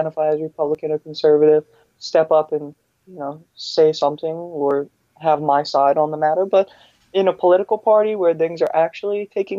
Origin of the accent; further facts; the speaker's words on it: New York, United States; I happen to live in New York. I was born and raised in New York